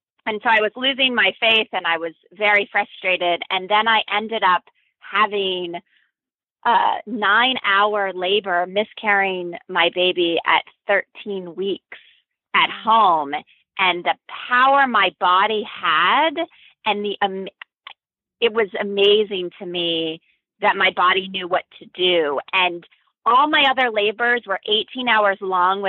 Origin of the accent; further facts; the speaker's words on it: East Coast, United States; now in Berkeley, United States; I'm originally from the East Coast